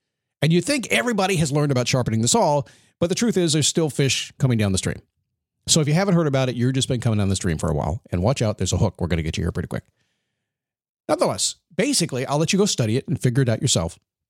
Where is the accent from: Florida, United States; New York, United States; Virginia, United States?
Virginia, United States; Virginia Beach; born there; when I was born in the Portsmouth Naval Hospital in Virginia Beach, Virginia.